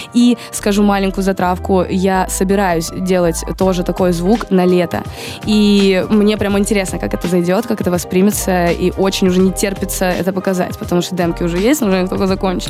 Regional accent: Rostov-on-Don, Rostov Oblast, Russia; now in Moscow, Russia; я из Ростова тоже

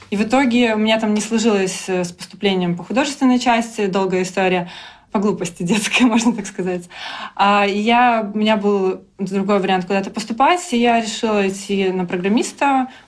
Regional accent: Belarus; moved away as an adult; also born or lived in Minsk; now in London, United Kingdom; А в целом я разработчик э, из Беларуси. Я жила в Минске последние годы и до того, как переехала в Лондон.

